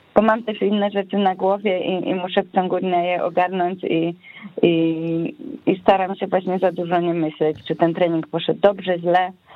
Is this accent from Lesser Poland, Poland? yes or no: no; Wrocław, Lower Silesian Voivodeship, Poland; wróciłam do Wrocławia